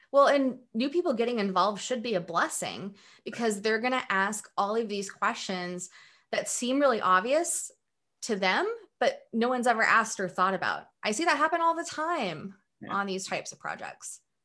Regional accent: Pullman, Washington, United States; moved away; also born or lived in Moscow, Idaho; I grew up in a um, small town in eastern Washington and also in northern Idaho in an area called the Palouse.

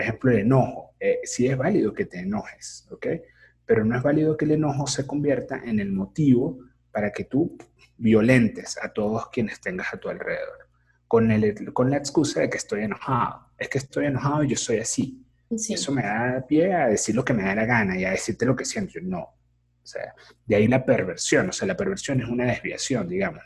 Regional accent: San Cristóbal, Táchira, Venezuela; moved away; Yo soy de San Cristóbal

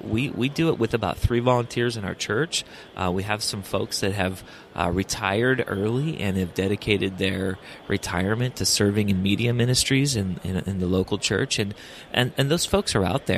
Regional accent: Orange County, California, United States; I'm from Orange County, California

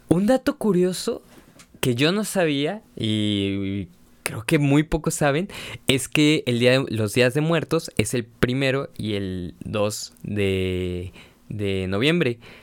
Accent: Mexico; uno como mexicano

